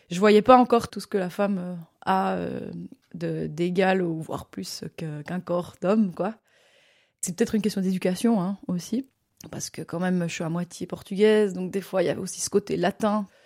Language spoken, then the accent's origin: French; Morges, Vaud, Switzerland; je suis née à Morges euh, il y a 32 ans et euh, je suis euh, comédienne et musicienne basée dans la région vaudoise mais je travaille pas mal en France aussi.